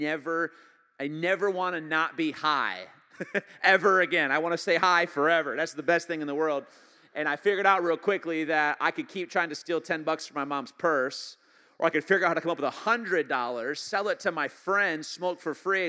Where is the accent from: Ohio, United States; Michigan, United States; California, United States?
Michigan, United States; moved away; I'm originally from Michigan, and I did not grow up in a Christian home until about halfway through